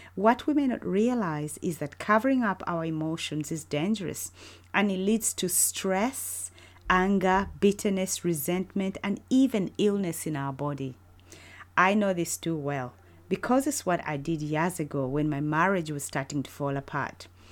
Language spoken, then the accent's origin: English; Uganda; moved away as an adult; now in United Kingdom; I was born and raised in Uganda, but have spent almost half of my life living in the UK with my family